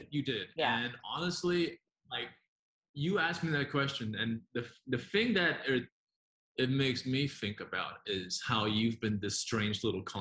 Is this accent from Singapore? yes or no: yes; Singapore; also born or lived in Taiwan / New Zealand / United States; now in Hong Kong; I grew up in Singapore and then New Zealand. Uh, spent a lot of time over in the States, went back to New Zealand, and now I live in Hong Kong where I have been for nine years.